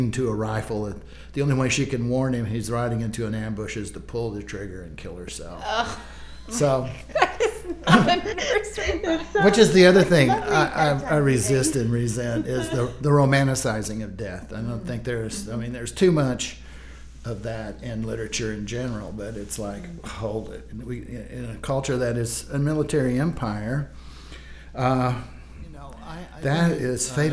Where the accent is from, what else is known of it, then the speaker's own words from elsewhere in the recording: Springfield, Missouri, United States; moved away as an adult; also born or lived in San Francisco / Texas; I grew up with him in Springfield, Missouri